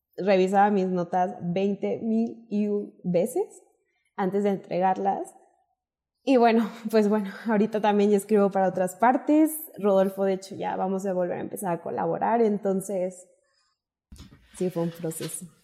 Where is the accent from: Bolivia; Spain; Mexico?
Mexico; Monclova, Coahuila; moved away as an adult; now in Mexico City, Mexico; yo soy de Moncloa, Coahuila, soy del norte y hace cinco años me vine a estudiar la licenciatura en la Universidad nauac Norte